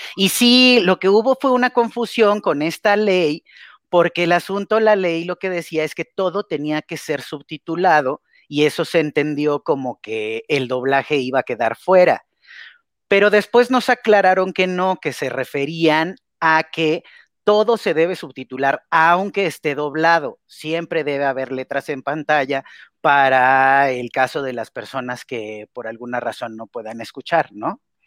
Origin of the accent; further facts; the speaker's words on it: Mexico; como mexicanos